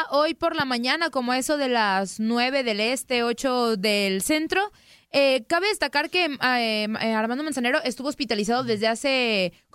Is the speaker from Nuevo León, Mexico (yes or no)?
no; Guadalajara, Jalisco, Mexico; Sí, sí, soy tapatía